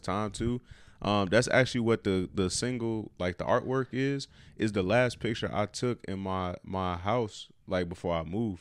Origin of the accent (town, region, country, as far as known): Chicago, Illinois, United States; born or raised there; moved away as an adult; now in Cleveland, United States